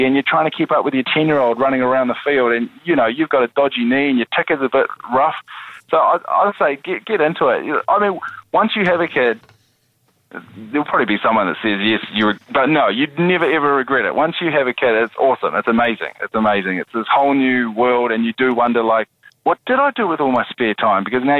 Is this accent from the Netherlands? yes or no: no; New Zealand; because I'm a New Zealander.